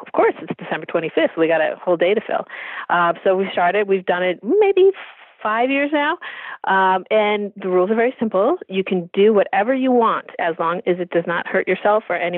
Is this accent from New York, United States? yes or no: no; California, United States; moved away; I'm from California